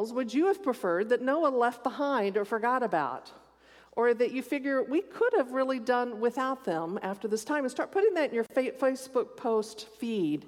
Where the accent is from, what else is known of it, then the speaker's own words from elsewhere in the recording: Texas, United States; moved away; I grew up in Texas and every snake was poisonous